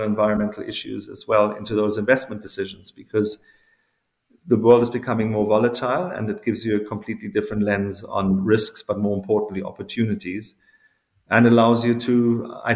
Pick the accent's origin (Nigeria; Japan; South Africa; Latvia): South Africa; moved away; growing up in South Africa at that time as a teenager